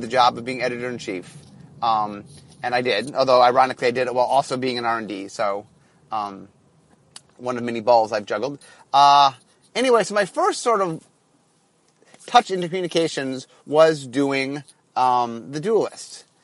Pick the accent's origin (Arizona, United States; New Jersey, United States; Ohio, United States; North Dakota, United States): Ohio, United States; moved away as an adult; now in Seattle, United States; I'm from Ohio